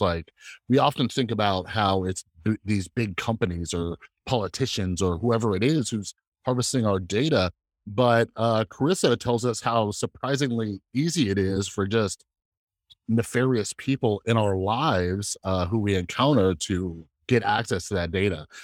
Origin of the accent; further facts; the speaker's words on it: United States; for me as an American